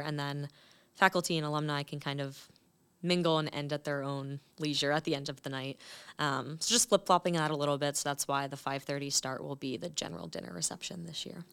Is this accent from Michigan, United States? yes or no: no; Clark, New Jersey, United States; I'm actually originally from a small town called Clark in New Jersey